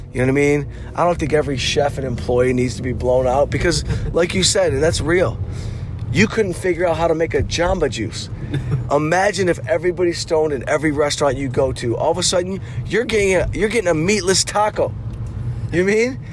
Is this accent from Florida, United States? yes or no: no; Detroit, Michigan, United States; born or raised there